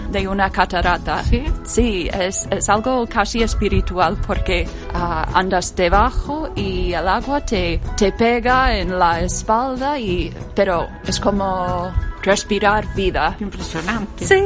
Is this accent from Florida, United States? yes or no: no; Rochester, New York, United States; Spanish is a second language; now in A Coruña, Spain; La ciudad de donde soy es Rochester, que está bastante cerca a Buffalo, en el estado de Nueva York, ah, que es, no es Nueva York la ciudad, sino más hacia el norte, tirando para Canadá, a siete horas de la ciudad de Nueva York.